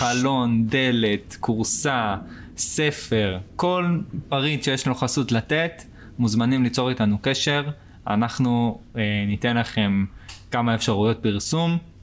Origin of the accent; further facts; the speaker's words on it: Israel; נולדתי פה, אז נולדתי פה